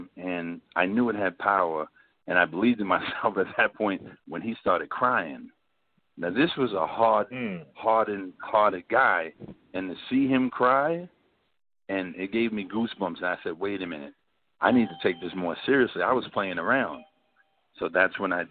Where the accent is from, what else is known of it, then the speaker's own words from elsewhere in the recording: New York City, New York, United States; I'm from South Jamaica, Queens